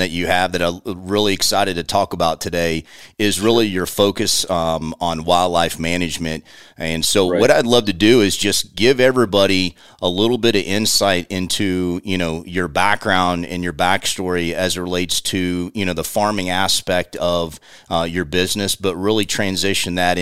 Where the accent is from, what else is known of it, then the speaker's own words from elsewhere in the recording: Central Florida, United States; we grew up down in Central Florida